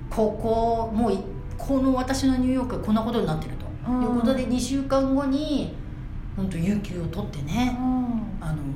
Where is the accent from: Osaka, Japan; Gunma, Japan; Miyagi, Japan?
Gunma, Japan; moved away as an adult; now in New York, United States; 所詮群馬出身なので、